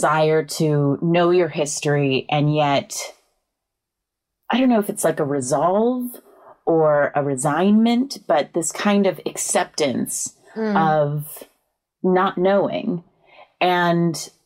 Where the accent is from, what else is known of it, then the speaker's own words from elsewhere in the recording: California, United States; I grew up in Cali